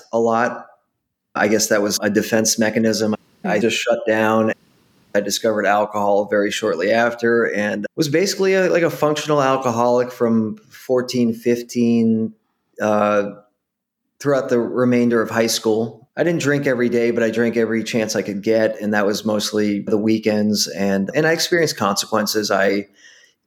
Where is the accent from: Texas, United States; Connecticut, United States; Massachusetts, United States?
Massachusetts, United States; Boston; I grew up in Boston, Massachusetts